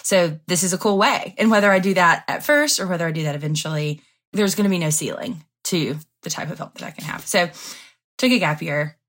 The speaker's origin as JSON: {"language": "English", "town": "Andalusia", "region": "Alabama", "country": "United States", "tie": "born or raised there", "moved": "yes", "said": "my hometown. I'm from Andalusia, Alabama."}